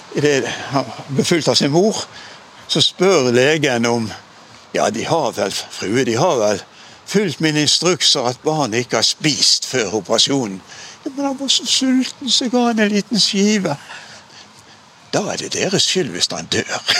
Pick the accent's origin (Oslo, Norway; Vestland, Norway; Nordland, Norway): Vestland, Norway; Bergen; Borte i Nordre Skove, der jeg vokste opp